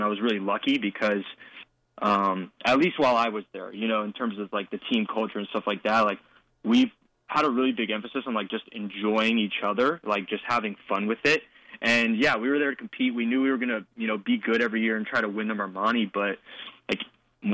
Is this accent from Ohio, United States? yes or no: no; Oak Park, California, United States; growing up in Oak Park, going to all the Oak Park schools, the public schools